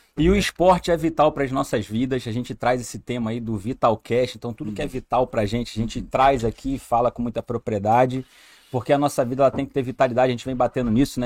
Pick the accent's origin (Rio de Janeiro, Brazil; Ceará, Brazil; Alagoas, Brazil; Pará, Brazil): Rio de Janeiro, Brazil; moved away as an adult; now in Amazonas, Brazil; sou carioca, sou do Rio de Janeiro